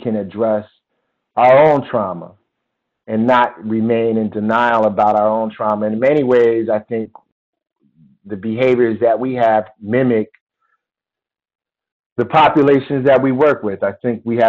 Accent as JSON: {"language": "English", "town": "Philadelphia", "region": "Pennsylvania", "country": "United States", "tie": "born or raised there", "moved": "yes", "said": "my experiences growing up in Philadelphia"}